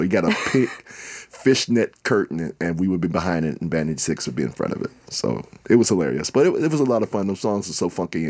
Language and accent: English; Minnesota, United States; Minnesota musician for over 40 years around here. I've been lucky to be national with it, but... And I'm from the North Side.